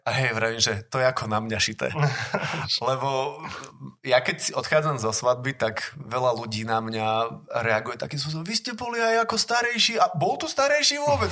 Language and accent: Slovak; Žiar nad Hronom, Banská Bystrica Region, Slovakia; also born or lived in Zvolen; ešte mám aj základnú umeleckú u nás v Žieri